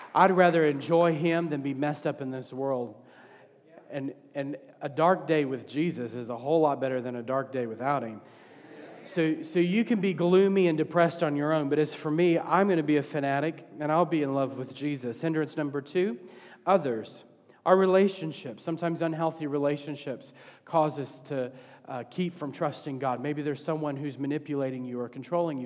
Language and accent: English; the South, United States; I'm from the South